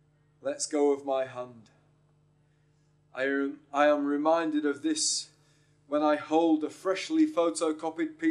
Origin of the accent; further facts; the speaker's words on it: York, Yorkshire and the Humber, United Kingdom; moved away; I come from York originally.